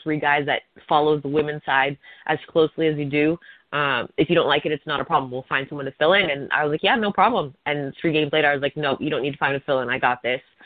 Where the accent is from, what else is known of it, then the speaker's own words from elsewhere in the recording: Hamilton, Ontario, Canada; I was at McMaster University in my hometown.